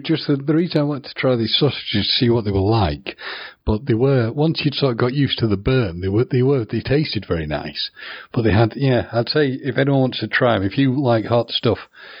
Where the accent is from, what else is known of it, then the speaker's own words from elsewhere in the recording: the north of England, United Kingdom; I'm northern and a quarter Scottish.